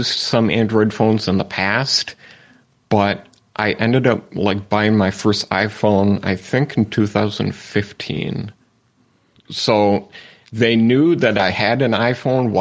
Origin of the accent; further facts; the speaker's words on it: Manistique, Michigan, United States; now in Escanaba, United States; My hometown is called Manistique